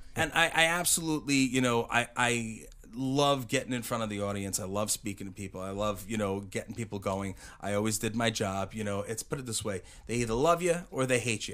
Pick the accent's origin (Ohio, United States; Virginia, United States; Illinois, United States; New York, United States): New York, United States; Uniondale; I grew up in a in Uniondale, New York